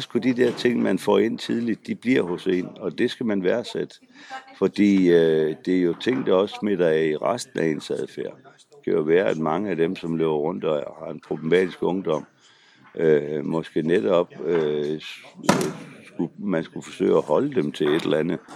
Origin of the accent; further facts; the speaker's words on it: Frederikshavn, North Denmark Region, Denmark; Og jeg kommer jo selv fra Frederikshavn